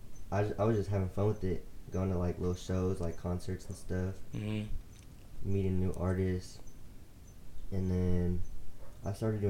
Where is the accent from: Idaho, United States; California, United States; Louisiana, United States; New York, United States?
California, United States; San Bernardino; also born or lived in Ontario, California; I grew up in San Bernardino probably until I was like, I want to say like 13, 14, and then moved to Ontario for about 2 years, and then moved back to San Bernardino.